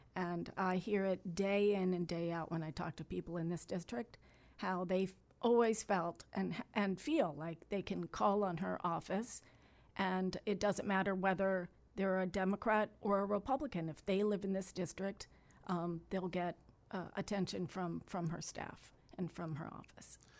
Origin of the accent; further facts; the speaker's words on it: Miami, Florida, United States; born and raised in Miami. I was born at Jackson Memorial Hospital. I grew up a couple blocks from the Flagler dog track.